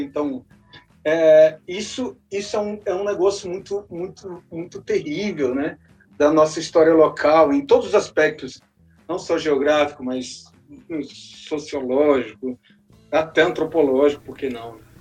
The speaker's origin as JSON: {"language": "Portuguese", "town": "Brasília", "region": "Federal District", "country": "Brazil", "said": "enquanto brasiliense ou distrito federalense"}